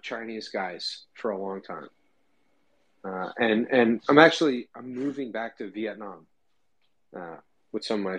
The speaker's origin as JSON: {"language": "English", "country": "Germany", "tie": "born or raised there", "moved": "as an adult", "lives_now": "United States", "said": "I grew up in Germany."}